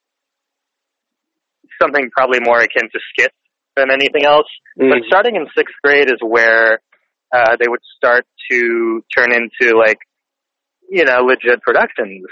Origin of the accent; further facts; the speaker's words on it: Northern Virginia, United States; I grew up in Northern Virginia